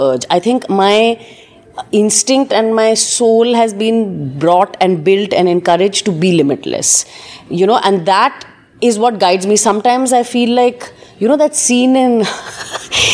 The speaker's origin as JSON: {"language": "English", "region": "Delhi", "country": "India", "tie": "born or raised there", "said": "I was born and brought up in Delhi"}